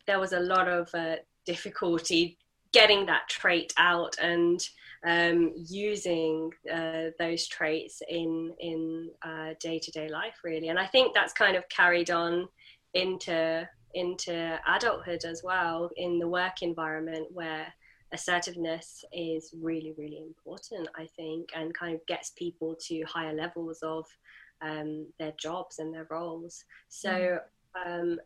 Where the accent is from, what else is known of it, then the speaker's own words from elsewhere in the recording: United Kingdom; I'm British Asian